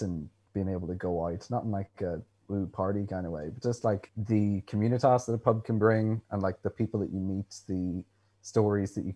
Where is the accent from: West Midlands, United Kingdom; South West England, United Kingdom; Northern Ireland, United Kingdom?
Northern Ireland, United Kingdom; Belfast; moved away as an adult; now in Dublin, Ireland; I hail originally from Belfast